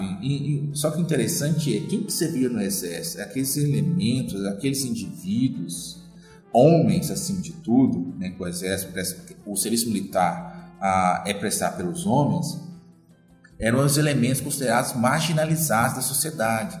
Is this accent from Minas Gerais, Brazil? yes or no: yes; Mariana, Minas Gerais, Brazil; eu sou natural de Mariana. Mariana é uma cidade histórica, né? e, sempre, e cresci andando ah, pelas igrejas e casarões barrocos